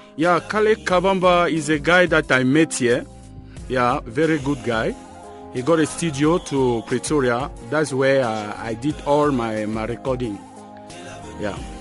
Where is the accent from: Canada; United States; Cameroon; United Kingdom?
Cameroon; moved away; I'm from Cameroon